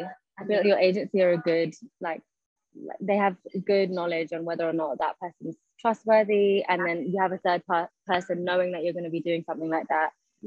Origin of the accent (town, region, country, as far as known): London, United Kingdom; born or raised there; also born or lived in Scotland